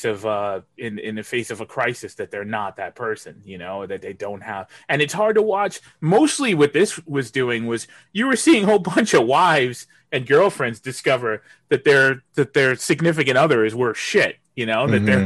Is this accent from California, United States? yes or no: no; New York City, New York, United States; as a New Yorker